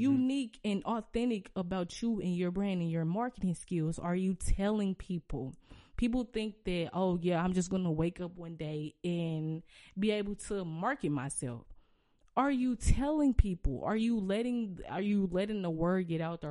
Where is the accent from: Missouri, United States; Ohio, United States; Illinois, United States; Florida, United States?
Missouri, United States; St. Louis; I can really rep my city and be like, "I'm from Saint Louis,"